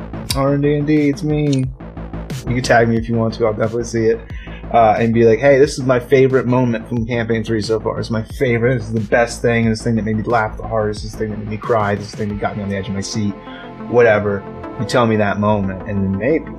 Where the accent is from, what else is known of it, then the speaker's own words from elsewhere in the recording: Shepherdsville, Kentucky, United States; my hometown is called Shepherdsville, Kentucky?